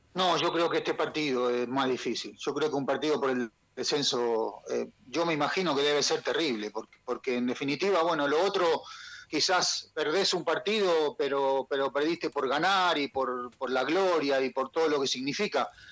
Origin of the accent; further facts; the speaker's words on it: Quilmes, Buenos Aires Province, Argentina; also born or lived in Avellaneda / Saladillo; now in Chile; Yo, yo nací en Avellaneda. Ah. Eh, y viví en Quilmes toda mi ah, infancia